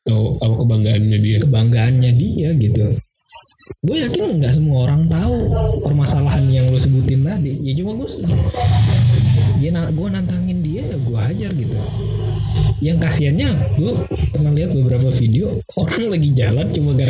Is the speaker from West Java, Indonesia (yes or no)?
yes; Bekasi, West Java, Indonesia; gue bilang gue aja gue orang Bekasi bang